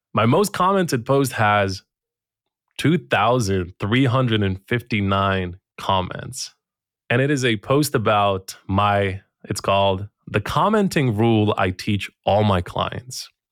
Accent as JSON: {"language": "English", "country": "Bosnia & Herzegovina", "said": "I'm coming from Bosnia and Herzegovina"}